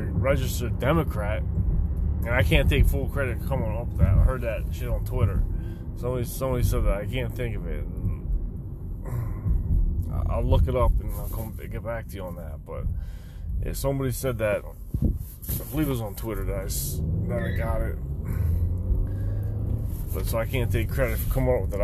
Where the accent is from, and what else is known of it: outside Philadelphia, Pennsylvania, United States